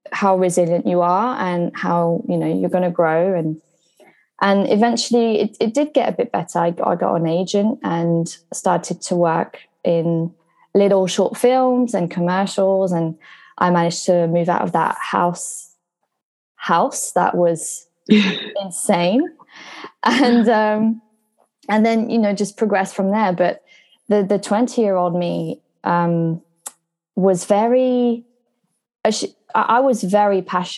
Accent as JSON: {"language": "English", "region": "Brittany", "country": "France", "tie": "born or raised there", "also_born_or_lived": "Surrey, England", "moved": "as an adult", "lives_now": "London, United Kingdom", "said": "I come from a small town in France"}